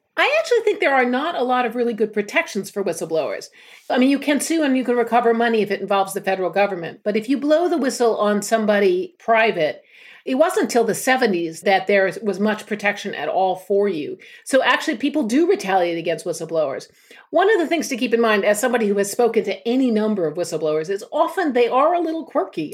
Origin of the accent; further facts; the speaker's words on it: United States; moved away as an adult; now in United Kingdom; being American